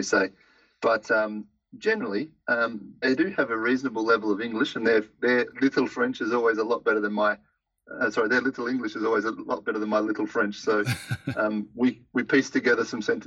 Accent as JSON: {"language": "English", "region": "Western Australia", "country": "Australia", "tie": "born or raised there", "also_born_or_lived": "Melbourne, Australia", "moved": "as an adult", "lives_now": "Paris, France", "said": "I grew up in Western Australia"}